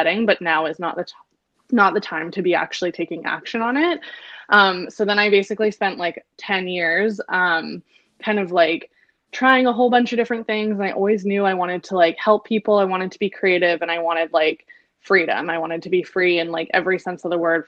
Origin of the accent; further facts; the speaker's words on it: Victoria, British Columbia, Canada; moved away as an adult; also born or lived in London; now in Vancouver, Canada; I grew up in Victoria. We grew up in Victoria, went to high school together